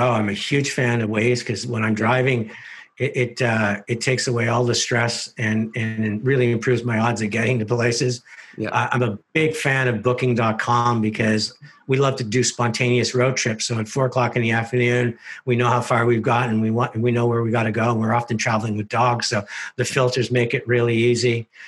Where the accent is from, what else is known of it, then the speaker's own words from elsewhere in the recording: Canada; which is the magic of being Canadian and everything we stand for